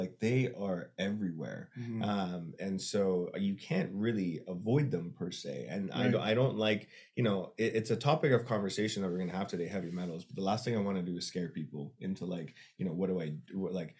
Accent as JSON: {"language": "English", "country": "Canada", "lives_now": "United States", "said": "My vision is growing the company where it works, where I'm Canadian and American."}